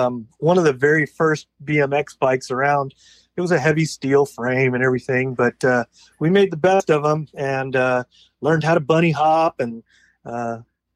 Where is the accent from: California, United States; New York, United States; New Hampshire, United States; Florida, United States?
California, United States; San Diego; also born or lived in Bremerton, Washington; I was born in San Diego, California. And except for maybe 2 or 3 years, I've always been here in Southern California, in the San Diego area.